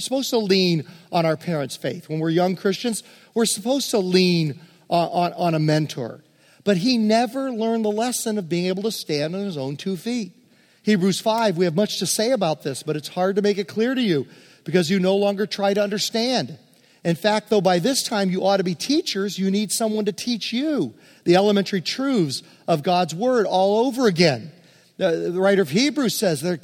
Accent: Hopewell, Virginia, United States; I grew up in West End Presbyterian Church in Hopewell, Virginia

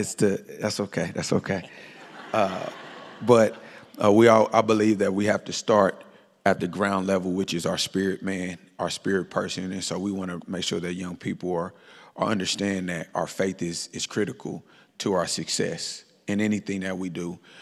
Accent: Kansas City, Missouri, United States; moved away; Born and raised in Kansas City, Missouri

